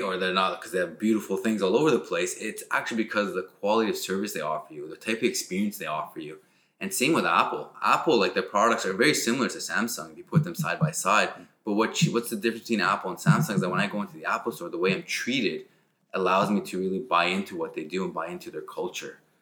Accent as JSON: {"language": "English", "town": "Ottawa", "region": "Ontario", "country": "Canada", "tie": "born or raised there", "also_born_or_lived": "Montreal", "said": "raised in Ottawa"}